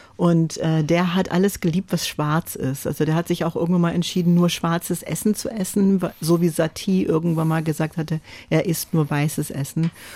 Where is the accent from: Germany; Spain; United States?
United States; first language French; German is a second language; moved away; ich bin Amerikanerin und immer selbstverständlich auf Englisch gesprochen, äh, geschrieben habe auch